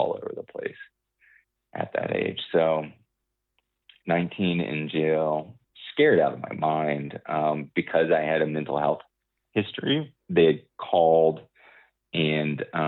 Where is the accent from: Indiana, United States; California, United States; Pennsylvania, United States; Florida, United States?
Florida, United States; I'm from Florida.